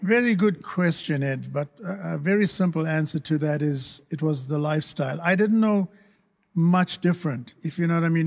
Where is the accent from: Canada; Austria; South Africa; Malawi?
South Africa; moved away; I was raised, born and raised in South Africa, and we experienced apartheid